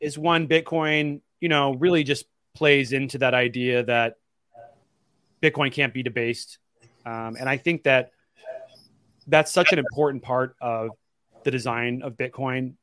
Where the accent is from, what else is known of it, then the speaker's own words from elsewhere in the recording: Portland, Oregon, United States; I'm from Oregon.